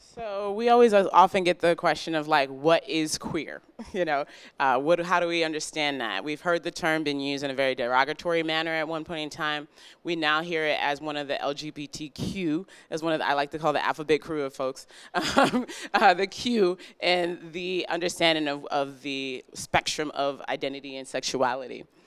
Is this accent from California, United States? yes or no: no; New York City, New York, United States; moved away; I'm originally from New York. I'm from Brooklyn, New York